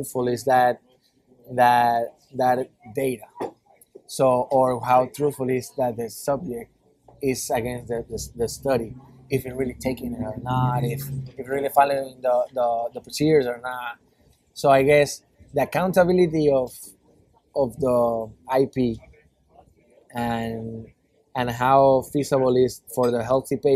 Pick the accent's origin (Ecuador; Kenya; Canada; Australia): Ecuador; moved away as an adult; I come from South America. I was like second in command in graphic designer in a TV channel